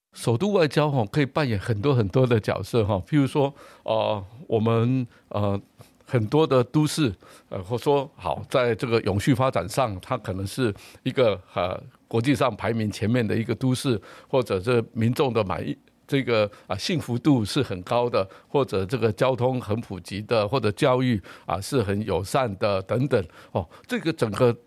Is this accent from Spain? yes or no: no; Taiwan; 也有很好的我们台湾人民的公共卫生的素养